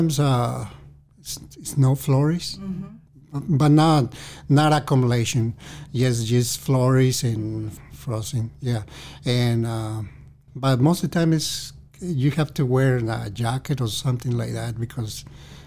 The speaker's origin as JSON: {"language": "English", "town": "Mazamitla", "region": "Jalisco", "country": "Mexico", "tie": "born or raised there", "second_language": "English", "moved": "yes", "said": "I'm original from Mexico country, and I'm born on a small town. It probably is 13,000 people in that little town. The name is Mazamitla"}